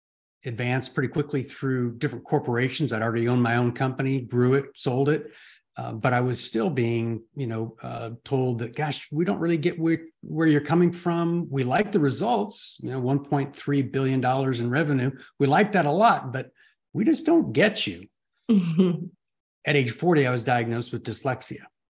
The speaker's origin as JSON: {"language": "English", "region": "California", "country": "United States", "tie": "born or raised there", "said": "Born and raised in Southern California. I lived in 26 homes by the time I was 30."}